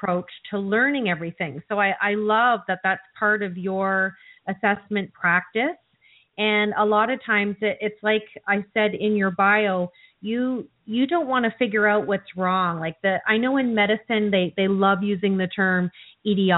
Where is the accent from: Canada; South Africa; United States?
Canada; I'm from Canada